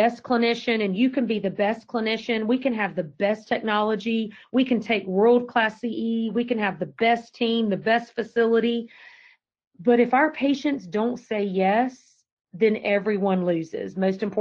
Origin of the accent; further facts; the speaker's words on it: Georgia, United States; accent: Georgia accent; moved away as an adult; now in Virginia, United States; I've been in Virginia 19 years and I still have not lost my Georgia accent